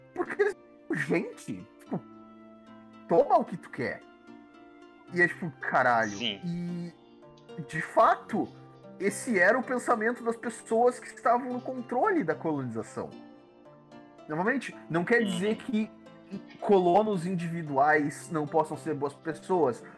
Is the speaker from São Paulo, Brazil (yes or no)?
no; Rio Grande do Sul, Brazil; dá pra perceber que eu sou gaúcho